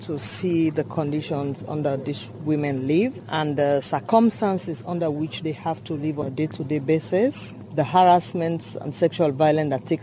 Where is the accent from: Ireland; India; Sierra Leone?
Sierra Leone; I came from Sierra Leone